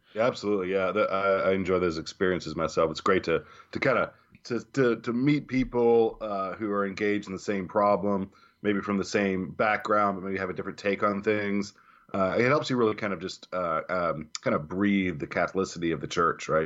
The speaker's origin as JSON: {"language": "English", "region": "the South", "country": "United States", "tie": "born or raised there", "said": "being a native southerner"}